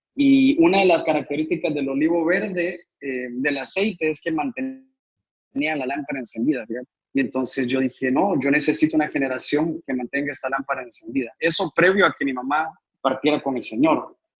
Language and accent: Spanish; Honduras; also born or lived in Guatemala; nací en Guatemala y vine a cumplir siete años aquí a, aquí a Honduras. Entonces, casi que toda mi vida aquí.